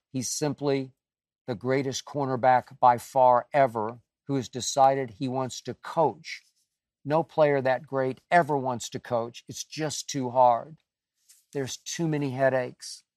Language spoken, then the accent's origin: English; Oklahoma City, Oklahoma, United States; moved away; a little town up toward Tulsa from Oklahoma City where I grew up